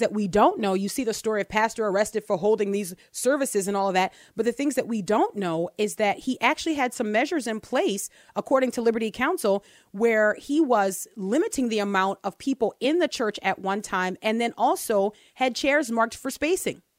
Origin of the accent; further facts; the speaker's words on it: Texas, United States; I'm from Texas